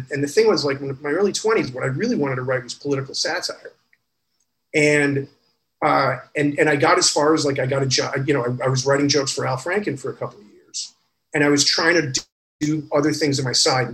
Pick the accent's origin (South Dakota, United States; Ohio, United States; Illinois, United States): Illinois, United States; Freeport; moved away as an adult; I grew up in Illinois in the 80s